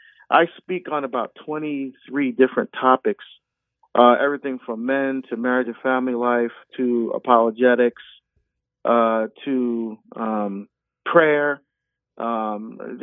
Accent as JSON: {"language": "English", "region": "New Jersey", "country": "United States", "tie": "born or raised there", "also_born_or_lived": "Barbados", "moved": "as an adult", "lives_now": "Oregon, United States", "said": "I grew up Catholic in New Jersey"}